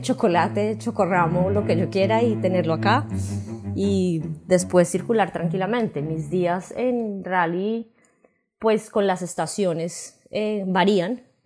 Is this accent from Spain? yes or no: no; Colombia; moved away as an adult; now in Raleigh, United States; soy colombiana, tengo treinta y ocho años, Vivo en este momento en Raleigh, Carolina del Norte